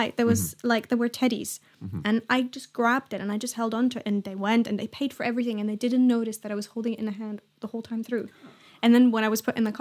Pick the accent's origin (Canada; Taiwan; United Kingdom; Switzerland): Switzerland; I was born and raised in Switzerland